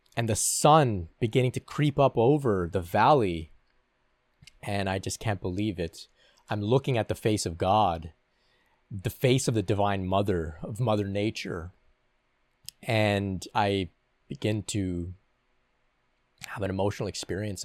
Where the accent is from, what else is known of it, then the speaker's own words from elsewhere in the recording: Canada; I'm from Canada